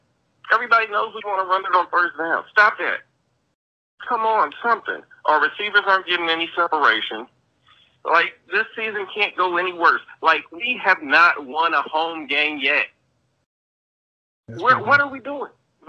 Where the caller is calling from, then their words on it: Detroit, Michigan, United States; from Detroit, by the way.